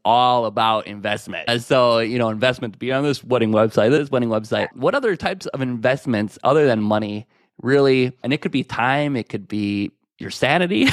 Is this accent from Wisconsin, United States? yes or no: no; Chicago, Illinois, United States; I'm from Chicago, Illinois